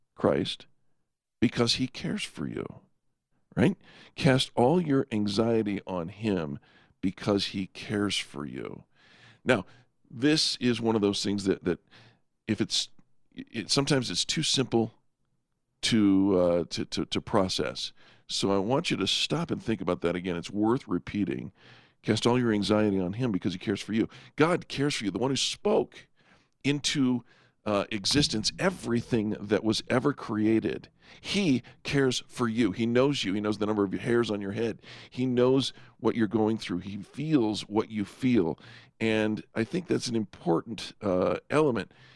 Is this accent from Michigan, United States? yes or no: no; California, United States; I grew up in California